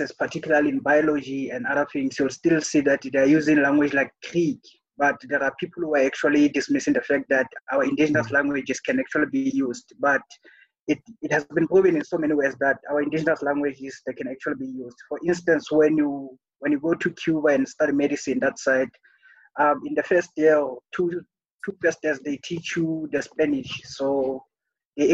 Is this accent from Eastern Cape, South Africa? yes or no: no; Free State, South Africa; I was born and raised in the Free State